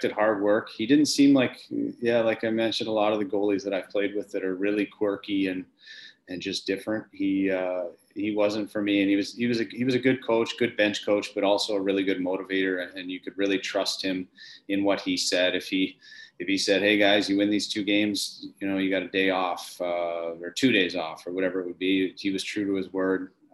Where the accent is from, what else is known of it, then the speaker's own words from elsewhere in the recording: Wilcox, Saskatchewan, Canada; moved away as an adult; also born or lived in Germany / Austria / Switzerland; I grew up in Wilcox, Saskatchewan, which is a famous kind of hockey factory